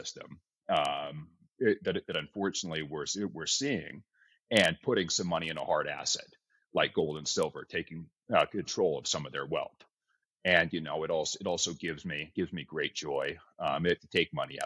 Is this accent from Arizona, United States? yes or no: yes; Phoenix, Arizona, United States; I'm from Phoenix, Arizona. That's where my company is based out